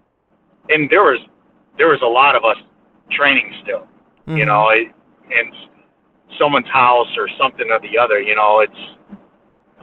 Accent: Aurora, Illinois, United States; moved away as an adult; now in Minnesota, United States; I grew up in Aurora, Illinois.

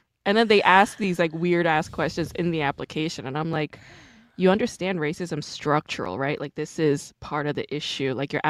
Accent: New York, United States; I'm from New York.

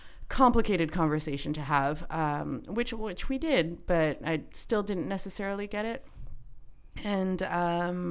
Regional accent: Canada; I'm Canadian

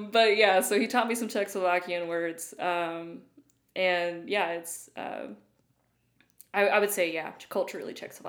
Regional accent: Loudon, Tennessee, United States; moved away as an adult; also born or lived in Illinois / Dayton, Tennessee / Atlanta; now in Brentwood, United States; Loudoun, Tennessee is where I grew up

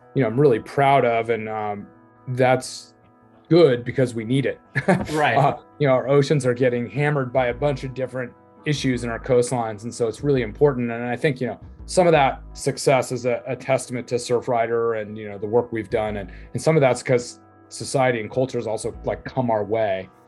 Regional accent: Laguna Beach, California, United States; I'm from Laguna Beach, California

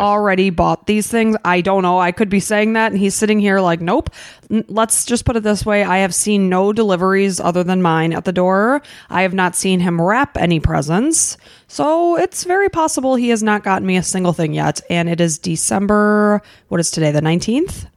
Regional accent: Chicago, Illinois, United States; moved away; we're from Chicago

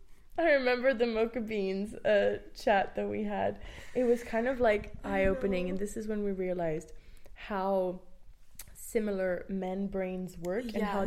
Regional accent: France; now in Ireland; I'm from France.

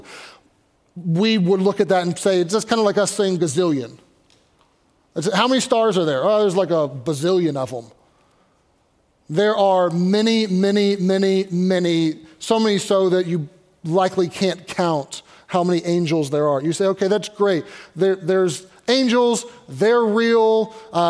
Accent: Louisville, Kentucky, United States; now in Pittsburgh, United States; But I grew up in Louisville, Kentucky

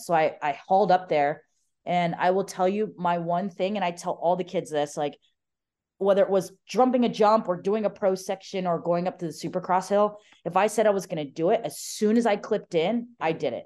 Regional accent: Arizona, United States; growing up in Arizona

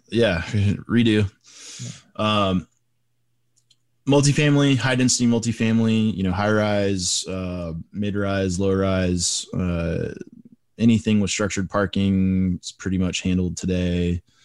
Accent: Texas, United States; I'm, I'm a Texas guy. I'm from Texas

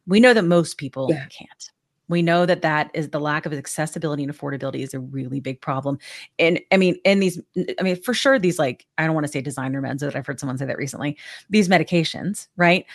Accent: Georgia, United States; now in Texas, United States; I'm from Georgia.

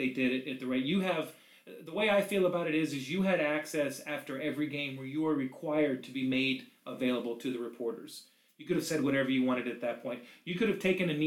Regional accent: Tampa, Florida, United States; I was born in Tampa Bay in 1972. I was 4 years old, running around with my brand new Tampa Bay Bucks shirt on

